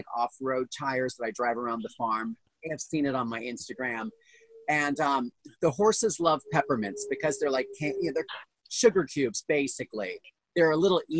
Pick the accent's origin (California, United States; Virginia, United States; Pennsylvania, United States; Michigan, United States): Pennsylvania, United States; I'm from Pennsylvania. I'm from very close to where I am right now. And I grew up, we always had horses